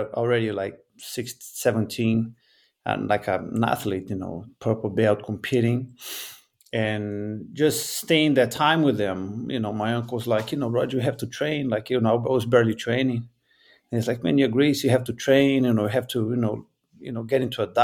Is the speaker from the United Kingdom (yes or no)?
no; Rio de Janeiro, Brazil; I'm from Rio de Janeiro.